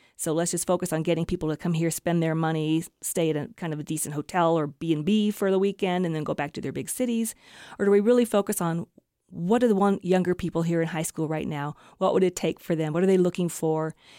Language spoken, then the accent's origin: English; Kansas City, United States; also born or lived in Wyoming; now in Iowa, United States; Those are places that I have lived or spent a lot of time growing up in Kansas City, living here in Wyoming for 20 years, and then moving to Iowa